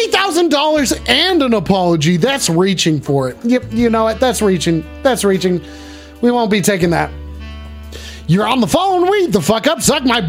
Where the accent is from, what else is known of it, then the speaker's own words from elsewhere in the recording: New Zealand; Yeah, dude, I was born in New Zealand. I'm a Kiwi, baby. Right, I'm just a simple Kiwi.